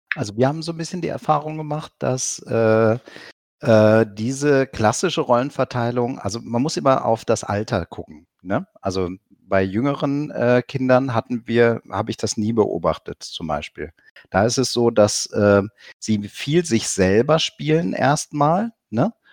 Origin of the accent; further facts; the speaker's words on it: near Cologne, North Rhine-Westphalia, Germany; ich komme selber aus der Nähe von Köln